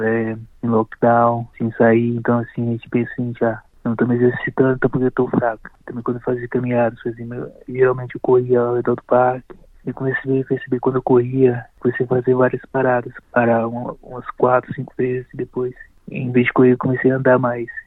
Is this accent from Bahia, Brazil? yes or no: yes; interior of Bahia, Brazil; moved away as an adult; also born or lived in São Paulo, Brazil; now in Melbourne, Australia; eu vivo fora da minha cidade natal desde os 20 e poucos anos de idade. Eu sou da Bahia, do interior da Bahia, e morei 10 anos em São Paulo antes de ir para a Austrália